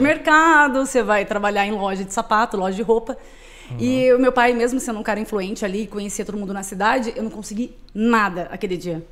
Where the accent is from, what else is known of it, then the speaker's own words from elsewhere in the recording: Minas Gerais, Brazil; moved away as an adult; now in São Paulo, Brazil; Sou mineira.